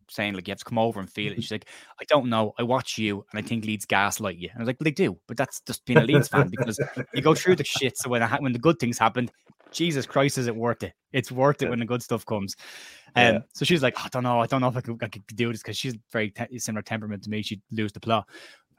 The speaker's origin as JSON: {"language": "English", "town": "Cork", "region": "Munster", "country": "Ireland", "said": "I'm from Cork in Ireland"}